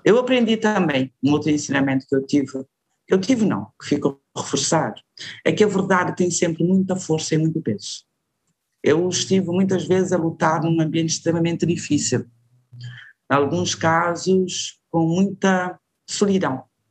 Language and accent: Portuguese; Cape Verde; sou cabo-verdiana com grande orgulho